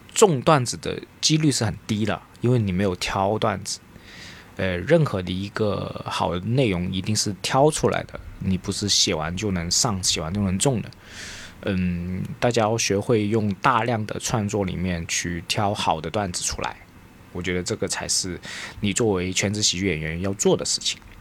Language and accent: Chinese; Guangdong, China; accent: Cantonese (Guangdong) accent; 即使我有很大的广东口音，大家一听应该都听得出我有广东口音